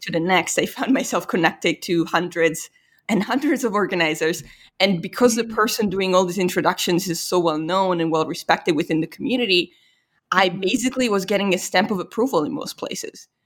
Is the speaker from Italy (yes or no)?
yes; Italy; moved away; I was from Italy